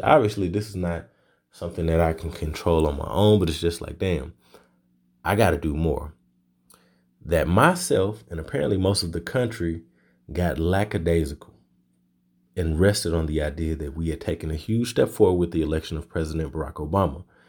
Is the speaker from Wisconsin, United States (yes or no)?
no; Little Rock, Arkansas, United States; also born or lived in Louisiana; my hometown of Little Rock, Arkansas